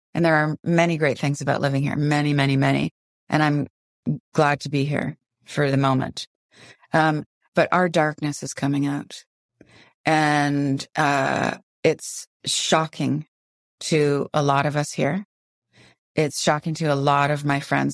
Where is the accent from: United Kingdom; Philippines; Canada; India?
Canada; Windsor, Ontario; now in Vancouver, Canada; I grew up in Windsor, Ontario